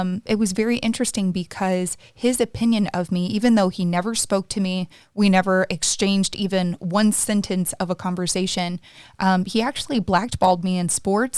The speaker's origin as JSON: {"language": "English", "region": "the South", "country": "United States", "tie": "born or raised there", "said": "I was raised in the South, so obviously very conservative and also the Bible Belt"}